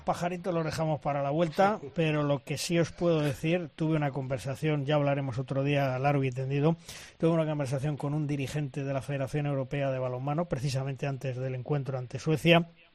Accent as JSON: {"language": "Spanish", "country": "Spain", "said": "los dos representantes españoles"}